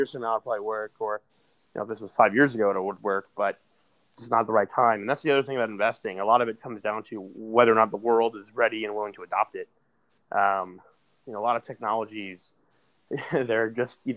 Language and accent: English; New York, United States; I'm from New York